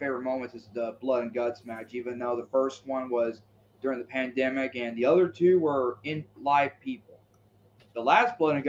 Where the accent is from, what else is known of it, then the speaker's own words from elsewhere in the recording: Mississippi, United States; I'm a fan of yours and all that. We're both from Mississippi.